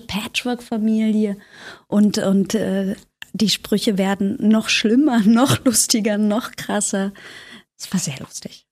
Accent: Potsdam, Brandenburg, Germany; also born or lived in Zehdenick; now in Berlin, Germany; Zedenik geboren, Potsdam aufgewachsen und dann in den Osten von Berlin gezogen

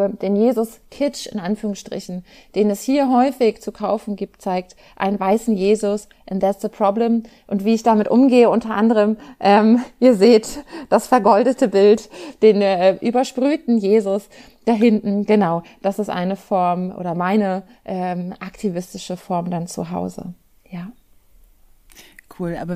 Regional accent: Germany; Natürlich bin ich in Deutschland aufgewachsen und christlich sozialisiert durch Feiertage

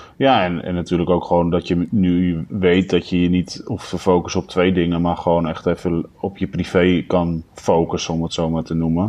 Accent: Almere, Flevoland, Netherlands; ik ben vanaf mijn eh, eh, jongste jeugd opgegroeid in Almere.

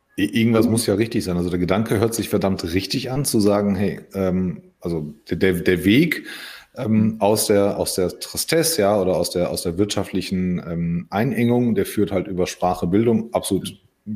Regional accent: Solingen, North Rhine-Westphalia, Germany; also born or lived in Hagen; ich bin ja in Hagen geboren und mit sechs sind wir, glaube ich, umgezogen nach, nach Solingen

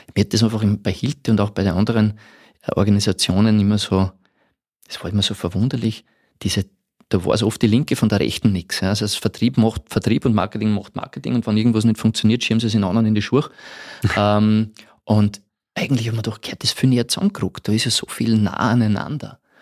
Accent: Podersdorf am See, Burgenland, Austria; also born or lived in Tyrol / Vienna; now in Salzburg, Austria; ich bin ein Burgenländer ursprünglich aus Bodersdorf am See

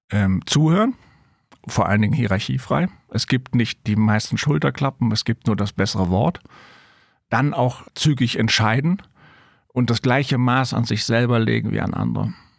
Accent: Rhineland, Germany; ich bin Rheinländer

